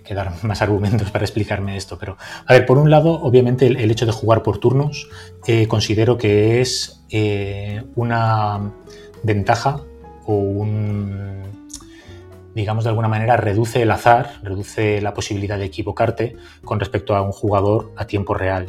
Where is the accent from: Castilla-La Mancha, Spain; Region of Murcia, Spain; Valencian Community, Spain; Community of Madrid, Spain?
Valencian Community, Spain; Valencia; Yo soy de Valencia